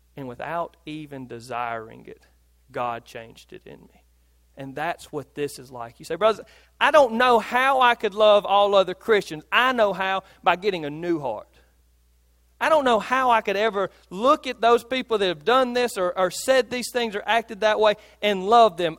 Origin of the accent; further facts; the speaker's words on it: Philadelphia, Mississippi, United States; I grew up in Philadelphia